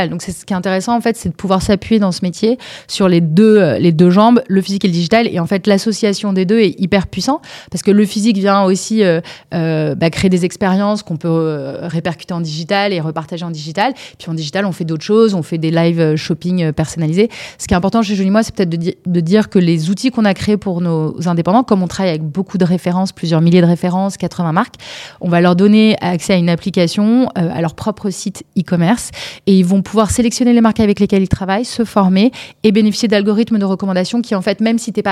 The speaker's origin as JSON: {"language": "French", "town": "Bordeaux", "region": "Nouvelle-Aquitaine", "country": "France", "also_born_or_lived": "Paris", "said": "Moi, je suis bordelaise. Ok. et peut-être Paris, c'est la ville où j'ai vécu le plus longtemps, on va dire."}